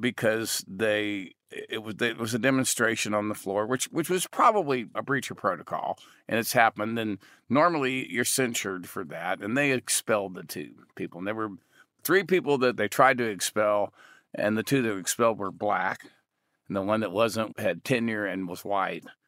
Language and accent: English; Texas, United States; I grew up in Texas hunting and fishing